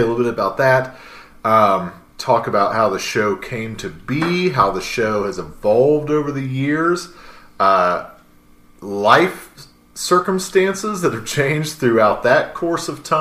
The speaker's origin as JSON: {"language": "English", "town": "Richmond", "region": "Indiana", "country": "United States", "also_born_or_lived": "Muncie, Indiana / Bryant, Indiana", "said": "I'm originally from Richmond, Indiana"}